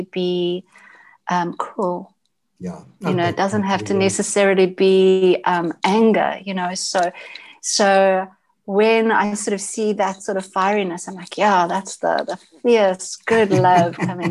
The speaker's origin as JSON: {"language": "English", "town": "Johannesburg", "region": "Gauteng", "country": "South Africa", "tie": "born or raised there", "accent": "South African English", "said": "I was born in Johannesburg, South Africa"}